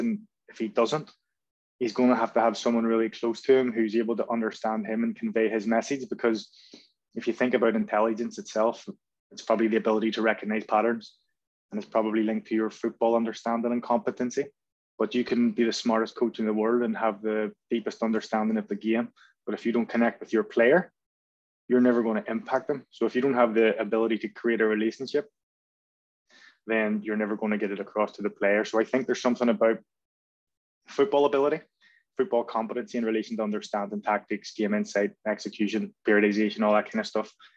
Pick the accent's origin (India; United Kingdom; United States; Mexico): United Kingdom; Belfast, Northern Ireland; moved away as an adult; I was brought up in North Belfast, which is a bit of a, a football hotbed